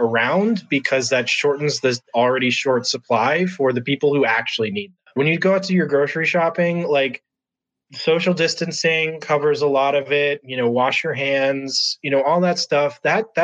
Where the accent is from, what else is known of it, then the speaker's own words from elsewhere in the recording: Massachusetts, United States; now in Chicago, United States; I'm originally from the East Coast, from Massachusetts. I'm currently here in Chicago